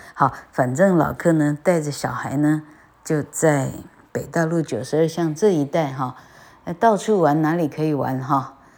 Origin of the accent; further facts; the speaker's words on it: Changhua County, Taiwan; moved away; 我是彰化人